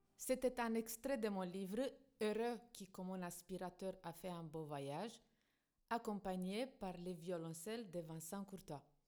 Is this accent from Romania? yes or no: yes; Tulcea, Tulcea County, Romania; French is a second language; now in Lorient, France; Tulcha, ma petite ville natale au bord du majestueux Danube